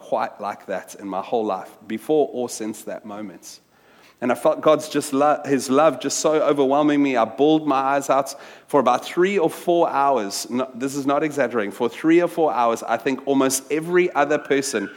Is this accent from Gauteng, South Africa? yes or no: no; Wellington, Western Cape, South Africa; moved away as an adult; also born or lived in New York; I grew up in South Africa, in a little town from when I was 10 to when I finished matric, a little Afrikaans town called Wellington